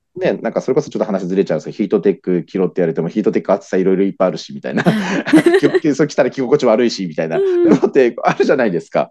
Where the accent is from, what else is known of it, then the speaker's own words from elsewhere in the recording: Nagoya, Aichi, Japan; 地元が愛知県の方、愛知県名古屋市の方で